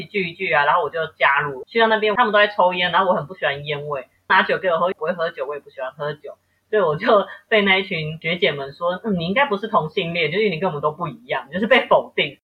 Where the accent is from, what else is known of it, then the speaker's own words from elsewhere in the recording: Taipei, Taiwan; 我是台北人